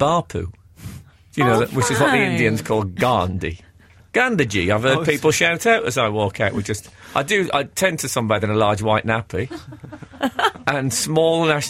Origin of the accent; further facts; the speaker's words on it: Birmingham, West Midlands, United Kingdom; I grew up in Birmingham in the 70s